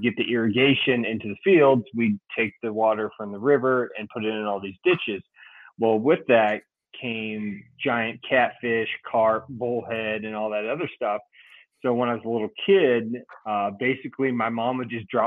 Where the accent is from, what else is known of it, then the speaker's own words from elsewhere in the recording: Central Illinois, United States; I'm from Central Illinois